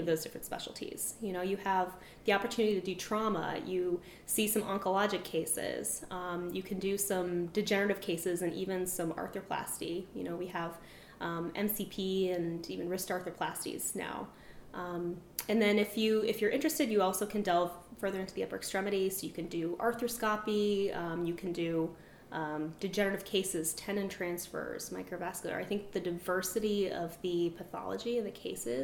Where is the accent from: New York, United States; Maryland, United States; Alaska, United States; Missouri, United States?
Alaska, United States; Anchorage; moved away as an adult; also born or lived in Seattle, Washington; now in Connecticut, United States; I grew up in Anchorage, Alaska